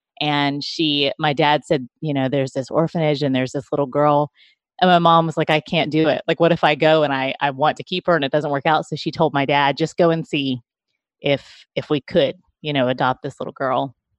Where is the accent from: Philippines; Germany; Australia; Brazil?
Philippines; born there; Yeah, so I was born in the Philippines. My parents, my adoptive parents, were missionaries in the Philippines.